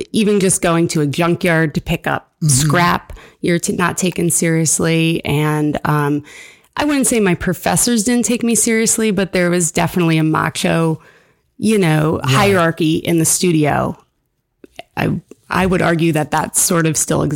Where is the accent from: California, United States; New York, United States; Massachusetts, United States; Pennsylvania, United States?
New York, United States; Averill Park; also born or lived in Bowling Green, Ohio; I grew up here in Avril Park.